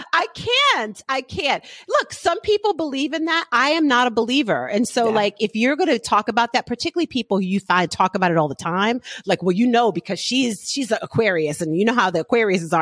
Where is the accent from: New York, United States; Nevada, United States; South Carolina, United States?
New York, United States; New York City; I'm from the Bronx.